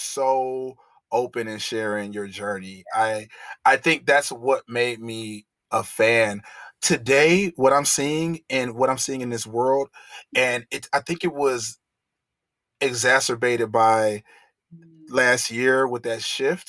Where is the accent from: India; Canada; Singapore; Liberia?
Liberia; I'm Liberian, so we're more docile people